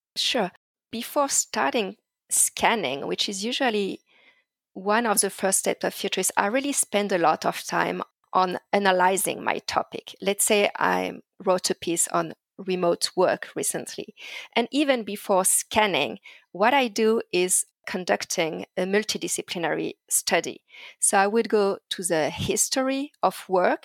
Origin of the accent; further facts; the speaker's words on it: Paris suburbs, Île-de-France, France; as a teenager growing up in France, uh, in the Paris suburbs